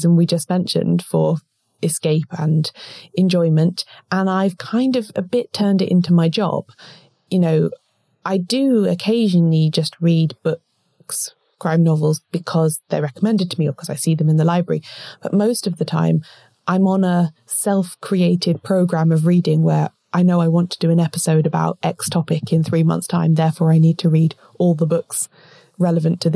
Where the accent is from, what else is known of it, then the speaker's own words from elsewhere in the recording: South East England, United Kingdom; we are both British women, grew up in the southeast of England